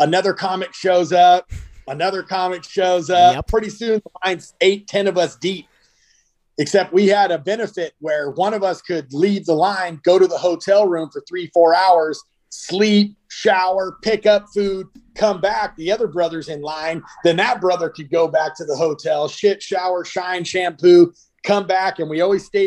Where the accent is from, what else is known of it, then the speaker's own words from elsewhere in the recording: about 50 miles east of Los Angeles, California, United States; we're born and raised about 50 miles east of Los Angeles. We currently still live in Southern California.